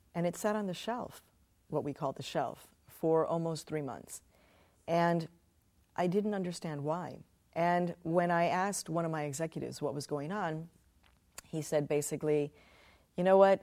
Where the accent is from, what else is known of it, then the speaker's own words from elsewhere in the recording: Chicago, Illinois, United States; when I was a kid growing up in Chicago